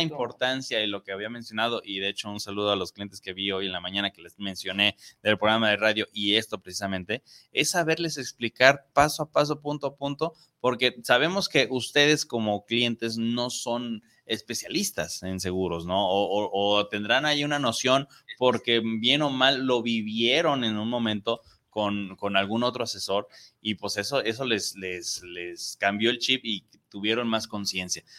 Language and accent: Spanish; Mexico; como mexicanos